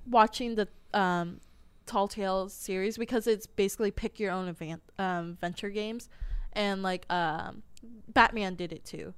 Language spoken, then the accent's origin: English; United States; English speakers in America